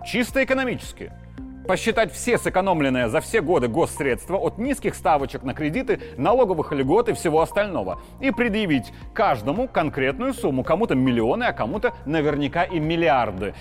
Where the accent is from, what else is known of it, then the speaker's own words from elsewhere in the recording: Belarus; все мы, белорусы